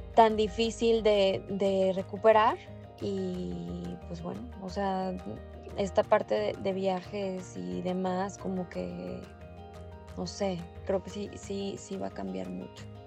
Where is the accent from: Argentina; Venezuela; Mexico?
Mexico; como mexicanos